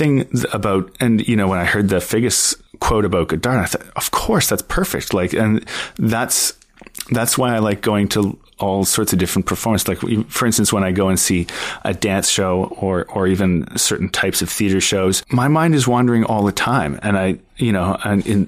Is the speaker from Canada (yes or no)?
yes; Ottawa, Ontario, Canada; moved away as an adult; also born or lived in Montreal; I grew up in Ottawa, Ontario